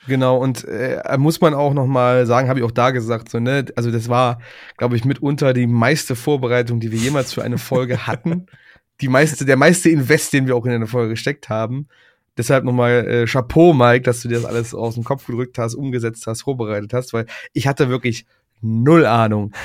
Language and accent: German; Aachen area, North Rhine-Westphalia, Germany; in meinem Heimatdorf